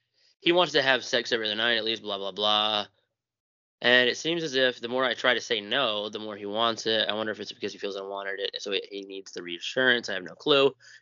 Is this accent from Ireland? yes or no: yes; Ireland; I'm Irish. I can say bigoted things toward Irish people.